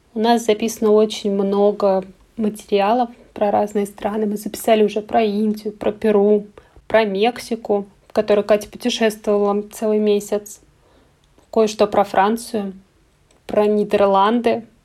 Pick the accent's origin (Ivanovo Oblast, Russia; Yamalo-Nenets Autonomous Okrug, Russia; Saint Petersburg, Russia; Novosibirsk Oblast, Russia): Ivanovo Oblast, Russia; Ivanovo; now in Moscow, Russia; Я родом из Иваново